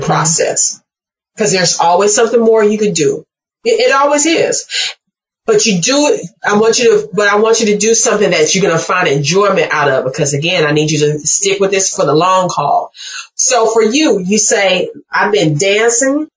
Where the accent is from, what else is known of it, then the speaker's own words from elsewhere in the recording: Mississippi, United States; I'm from Mississippi